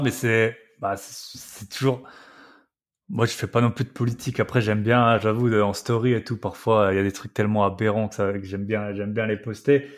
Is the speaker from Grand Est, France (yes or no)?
yes; Alsace, Grand Est, France; accent: Alsatian; moved away as an adult; j'adore rentrer en France. Et, euh, et surtout en Alsace, voilà, c'est pour ça que, que j'ai l'accent